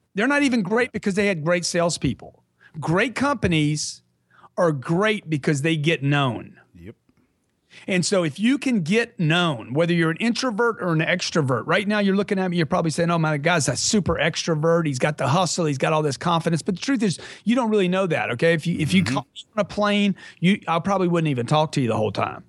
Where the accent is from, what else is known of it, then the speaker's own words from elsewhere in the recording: Lake Charles, Louisiana, United States; I grew up in Lake Charles, Louisiana.